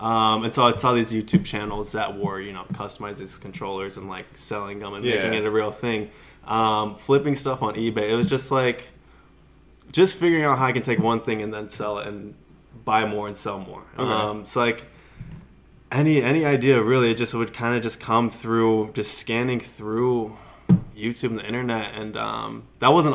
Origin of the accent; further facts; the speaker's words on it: Scottsdale, Arizona, United States; born and raised in Scottsdale, Arizona